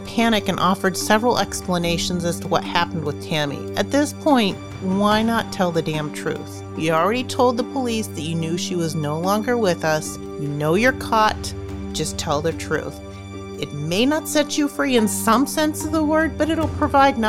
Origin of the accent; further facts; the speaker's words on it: near Slippery Rock and Butler, Pennsylvania, United States; I grew up near Slippery Rock and Butler, so I'm kind of familiar with the area